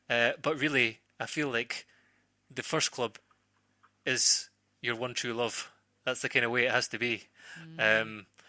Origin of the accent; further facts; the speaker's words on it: Scotland, United Kingdom; the longer I was away from Scotland and the longer I was a professional footballer. But Celtic are still my first club, and that's the club I support.